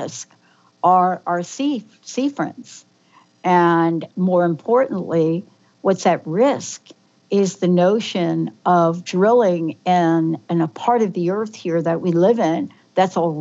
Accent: New York City, New York, United States; I grew up in the Bronx

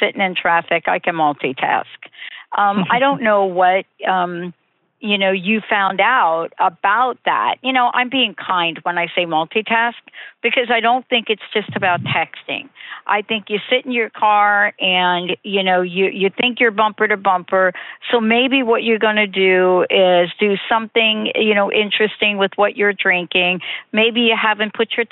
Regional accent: New York, United States; I'm from New York

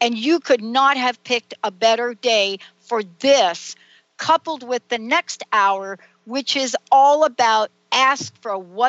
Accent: the South, United States; accent: Southern; see, I told you it would not take me long to get my Southern accent going on here. You know, because my family, my stepmom, you know, half my family, they're all in the South now.

